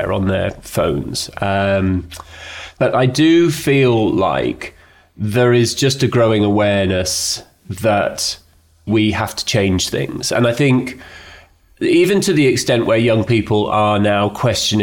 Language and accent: English; Edinburgh, Scotland, United Kingdom; I was brought up in Edinburgh by Scottish parents who valued things